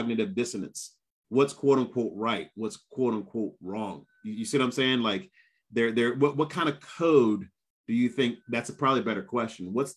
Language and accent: English; Chester, Pennsylvania, United States; moved away as an adult; now in California, United States; I'm from Chester, PA.